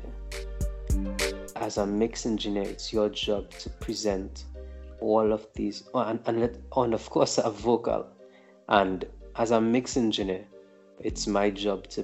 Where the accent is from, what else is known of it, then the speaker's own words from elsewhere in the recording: Trinidad & Tobago; I'm a Trinidadian